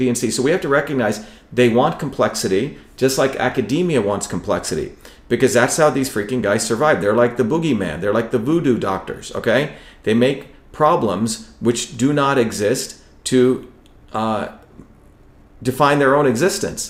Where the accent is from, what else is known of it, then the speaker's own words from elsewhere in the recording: India; when I grew up in India